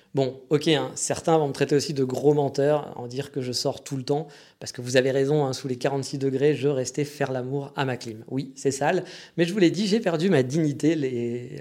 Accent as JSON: {"language": "French", "country": "France", "also_born_or_lived": "Japan", "accent": "French", "moved": "yes", "said": "malgré mon accent avec lequel on m'identifie au bout de 4 millisecondes, en tant que Français"}